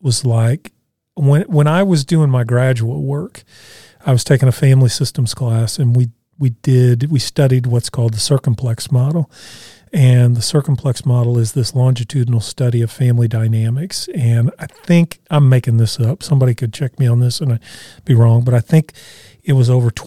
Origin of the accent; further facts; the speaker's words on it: Evansville, Indiana, United States; moved away; we were still living in my hometown of Evansville at the time